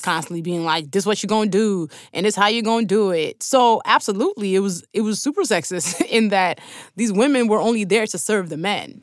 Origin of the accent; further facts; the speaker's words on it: Nigeria; my citizenship as a Nigerian